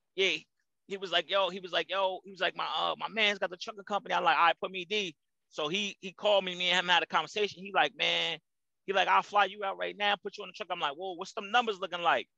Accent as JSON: {"language": "English", "town": "Jersey City", "region": "New Jersey", "country": "United States", "tie": "born or raised there", "also_born_or_lived": "New Brunswick, New Jersey", "moved": "as an adult", "lives_now": "Charlotte, United States", "said": "born and raised Jersey City, New Jersey. Shout out to New Brunswick because that's my hometown too."}